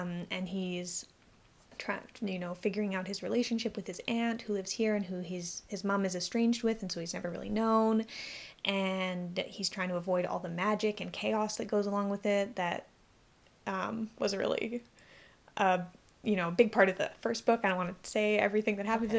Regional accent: Victoria, British Columbia, Canada; I grew up in Victoria

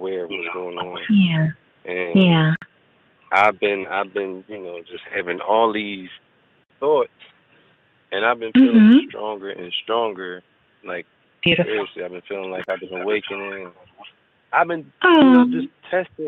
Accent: Philadelphia, Pennsylvania, United States; I'm from Philadelphia, Pennsylvania

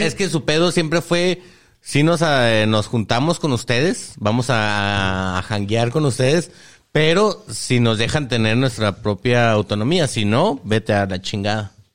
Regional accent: northern Mexico, Mexico; Todos los estados del norte compartimos un chingo de cosas, güey, que es lo ah. chido. Aparte del acento

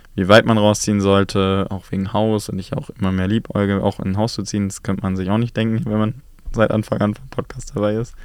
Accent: Berlin, Germany; es ist ja meine Heimat

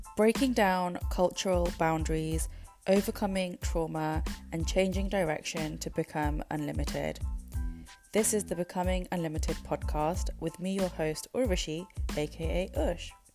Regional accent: United Kingdom; we are British born

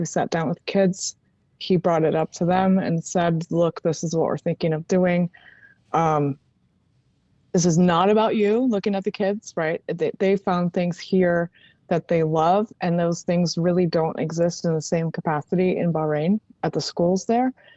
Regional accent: Maryland, United States; moved away; I was raised in Maryland

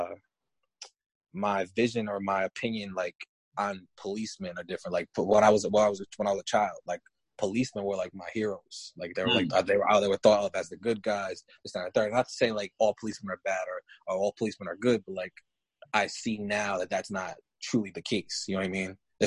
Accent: Kingston, New York, United States; I'm from Kingston, New York, a small city in New York.

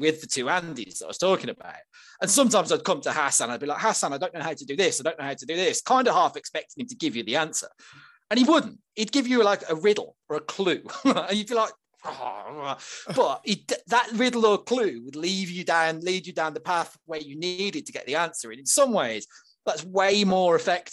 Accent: Birmingham, West Midlands, United Kingdom; I come from Northfield, Rubery, in Birmingham, around there, and we used to have the Rover factory

